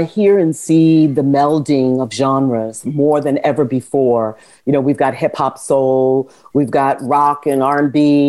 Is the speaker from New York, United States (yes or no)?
yes; New York, United States; also born or lived in Philadelphia; I was born in New York, in Queens, raised as a small child in the Bronx, boogie down Bronx. And then as a teenager, I lived in Harlem, which is considered by many to be a mecca for Black folks culturally.